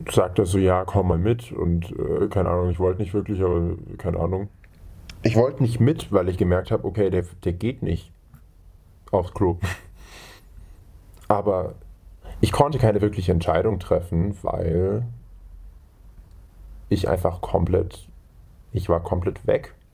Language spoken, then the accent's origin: German; Germany; Äh, ich komme aus Deutschland und ich gehe auf Gymnasium.